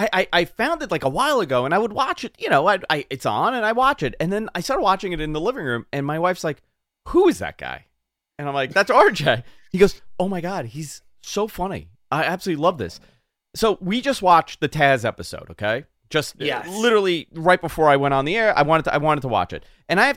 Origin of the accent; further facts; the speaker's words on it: Bayside, New York, United States; this is a guy from Bayside. I'm from Bayside, New York.